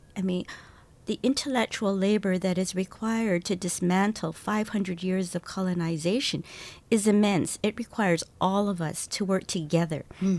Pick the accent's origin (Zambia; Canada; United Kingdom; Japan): Canada; I'm Chinese Canadian